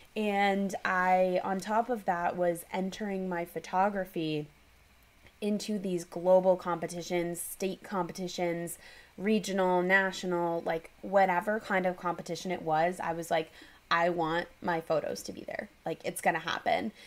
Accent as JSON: {"language": "English", "town": "New York City", "region": "New York", "country": "United States", "also_born_or_lived": "Los Angeles", "moved": "yes", "said": "I'm from New York City"}